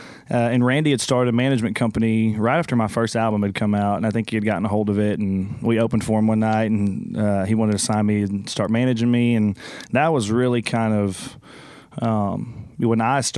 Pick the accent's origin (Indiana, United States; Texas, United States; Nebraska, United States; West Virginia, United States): Texas, United States; Conroe; now in Austin, United States; I grew up in a town called Conroe.